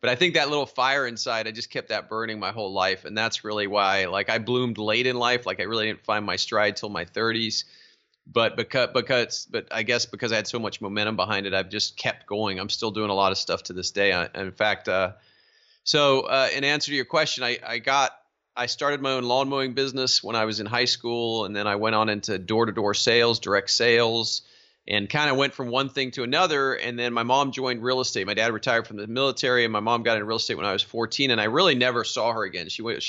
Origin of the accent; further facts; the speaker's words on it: South East England, United Kingdom; So yeah, I was raised overseas in Surrey, England.